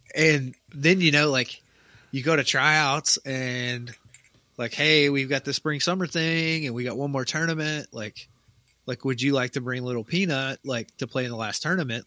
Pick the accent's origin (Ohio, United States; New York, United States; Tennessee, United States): Tennessee, United States; moved away; where I grew up in Tennessee